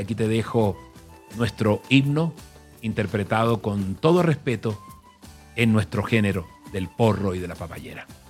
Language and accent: Spanish; Colombia; mi tierra, por, por esta Colombia